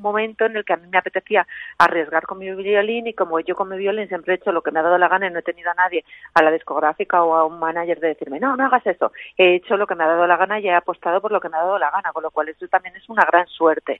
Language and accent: Spanish; Cuenca, Castilla-La Mancha, Spain; also born or lived in Ireland; yo soy de Cuenca, pues en Cuenca solo se podía estudiar música ahí en el conservatorio